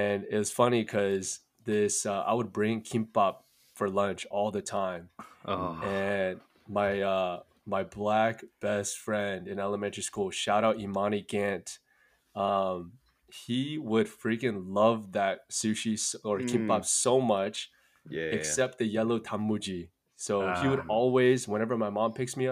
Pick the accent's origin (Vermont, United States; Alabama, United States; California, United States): California, United States; Fullerton; also born or lived in Santa Ana / Cerritos; I grew up here in Fullerton